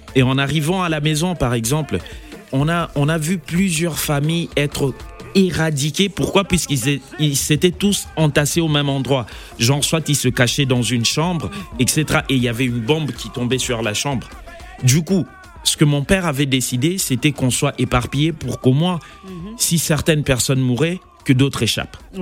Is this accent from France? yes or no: no; Kisangani, Tshopo, DR Congo; je suis natif de Kisangani